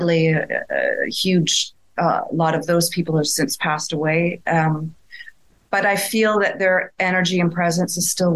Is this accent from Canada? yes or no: yes; Sherwood Park, Alberta, Canada; moved away as an adult; also born or lived in Edmonton, Alberta; now in Lisbon, Portugal; I'm a girl from Edmonton, Alberta. Well, I actually grew up in Sherwood Park, Alberta, the world's largest hamlet.